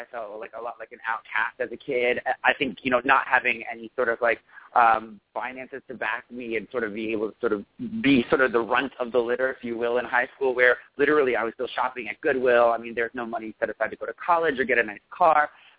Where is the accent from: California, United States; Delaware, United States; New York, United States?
New York, United States; upstate; I grew up in upstate New York in a lower-income family. I was the oldest of four siblings, three boys and one girl.